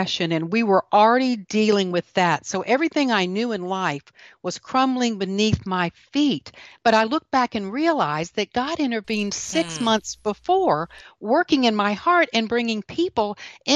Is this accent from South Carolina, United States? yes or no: yes; the Golden Corner of South Carolina, United States; also born or lived in Washington, D.C.; I am from the golden corner of South Carolina.